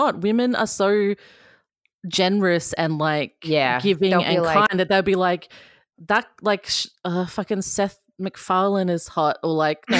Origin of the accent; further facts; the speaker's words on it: Queensland, Australia; I'm from Queensland.